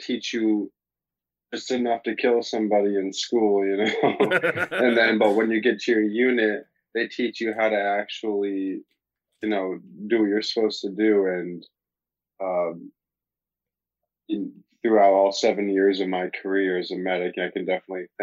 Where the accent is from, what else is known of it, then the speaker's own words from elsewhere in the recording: Dexter, Michigan, United States; also born or lived in St. Augustine, Florida; born in St. Augustine, Florida, but then I grew up in Dexter, Michigan, outside of Ann Arbor